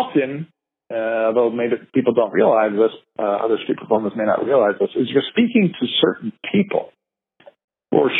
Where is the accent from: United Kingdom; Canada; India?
Canada; we're Canadian